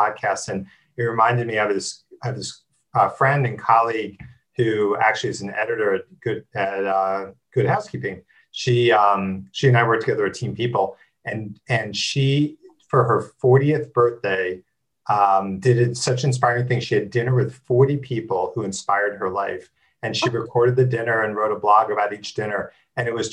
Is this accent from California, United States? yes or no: no; New Jersey, United States; I grew up in New Jersey, which is normal enough